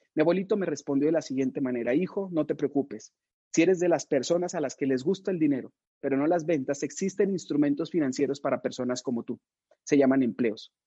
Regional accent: Mexico; estamos viviendo en México

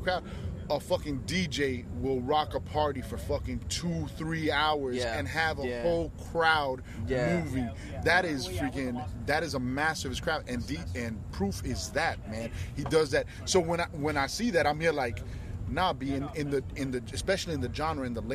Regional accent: Miami, Florida, United States; growing up in Miami

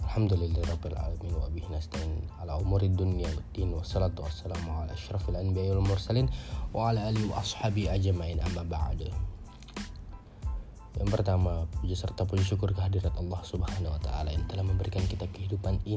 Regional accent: Gorontalo, Indonesia; born there; tapi saya lahirnya Indonesia tapi ya saya bangga jadi anak Indonesia saya lahir di Gorontalo Regency

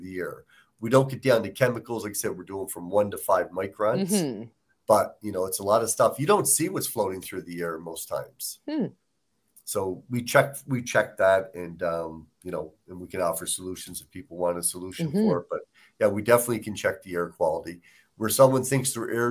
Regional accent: Nova Scotia, Canada; moved away; I'm from Nova Scotia, so I mean, we cook a lot of fish and, lobsters, different things

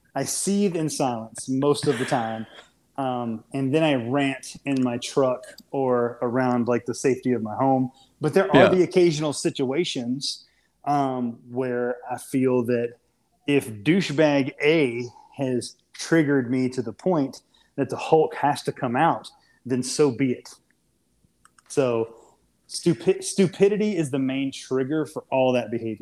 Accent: South Louisiana, United States; I'm from South fucking Louisiana

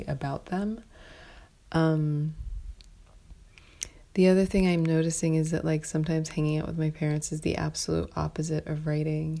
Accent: New York City, New York, United States; as a New Yorker

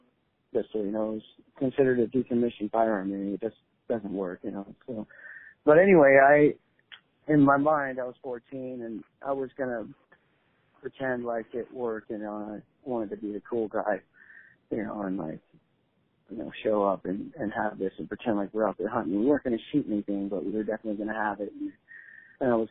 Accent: Shelton, Washington, United States; I come from Shelton, Washington

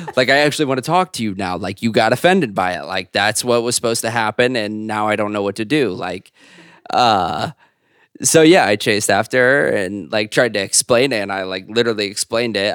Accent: Zionsville, Indiana, United States; moved away as an adult; now in New York City, United States; I am originally from Zionsville, Indiana. It's where I went to high school, um, and where I grew up

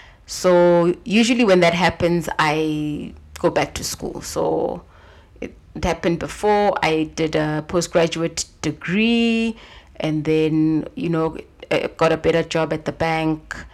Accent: a small town outside of Johannesburg, Gauteng, South Africa; also born or lived in Nairobi; I am a South African girl. Mm-hmm. Grew up in a small town outside of Johannesburg

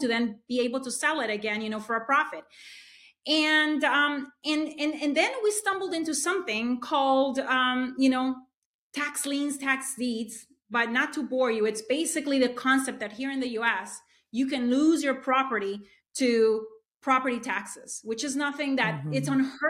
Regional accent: Honduras; moved away as an adult; now in United States; So I am an immigrant into the U.S. I'm originally from Honduras. I came here to study

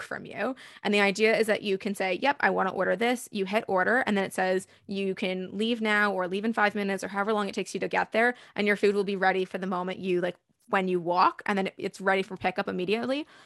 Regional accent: Toronto, Ontario, Canada; I'm born and raised in Toronto. I grew up in Leaside.

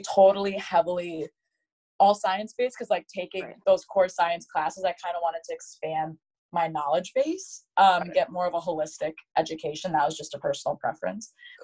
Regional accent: Caledonia, Michigan, United States; I grew up in Michigan. I grew up in a town called Grand Rapids, Michigan, uh, specifically Caledonia

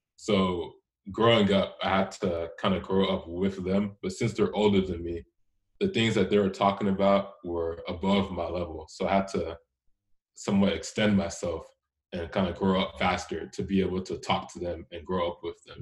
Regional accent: Houston, Texas, United States; also born or lived in Richmond, Texas; I grew up in Houston, and so up until tenth grade, I went, I went to school there

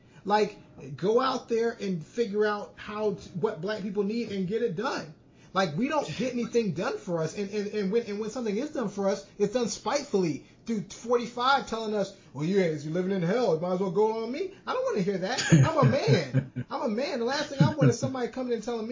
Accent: Saraland, Alabama, United States; I grew up in Saraland

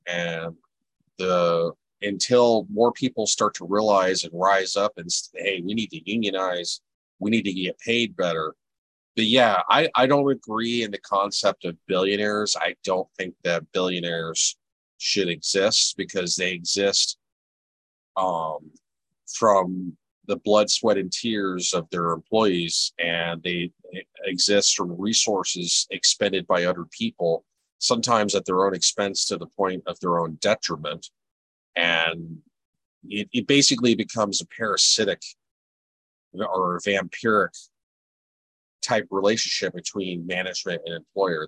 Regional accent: United States; I'm American

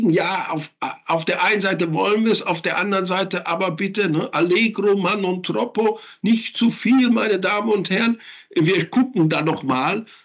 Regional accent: North Rhine-Westphalia, Germany; Da fallen mir natürlich auch meine Heimatregion, das Ruhrgebiet, äh, fällt mir dann auch

